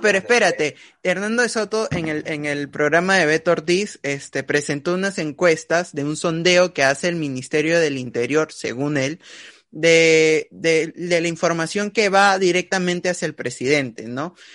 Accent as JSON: {"language": "Spanish", "country": "Peru", "said": "todos nosotros como peruanos"}